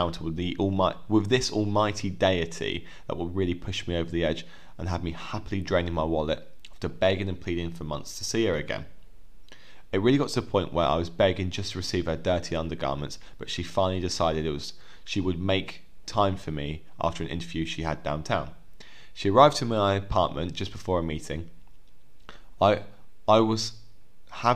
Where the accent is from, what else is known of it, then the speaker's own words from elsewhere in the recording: England, United Kingdom; we're English